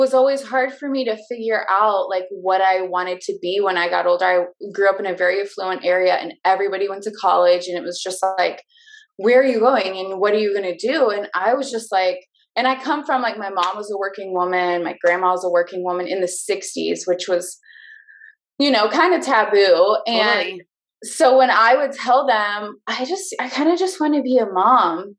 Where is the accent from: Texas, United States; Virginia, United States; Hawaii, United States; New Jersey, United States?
Texas, United States; Southlake; also born or lived in Keller, Texas; I grew up in Southlake, a town over, and always wanted to get out of here.